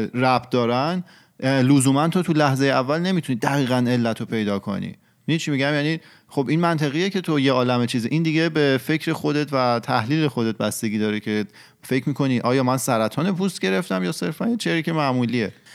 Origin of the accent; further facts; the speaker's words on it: Iran; moved away; ما شاید تو محیطی بزرگ شدیم که اتفاقات مطلوب نمیافته